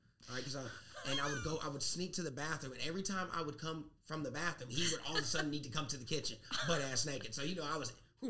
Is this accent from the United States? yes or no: yes; South Carolina, United States; now in New York, United States; I'm from the South, I'm from South Carolina.